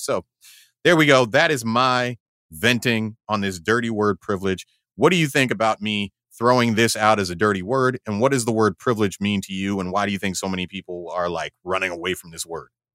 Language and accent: English; United States; I'm an American